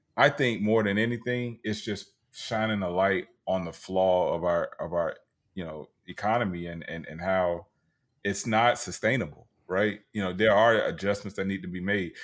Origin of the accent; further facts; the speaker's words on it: Tampa, Florida, United States; my hometown, Tampa Bay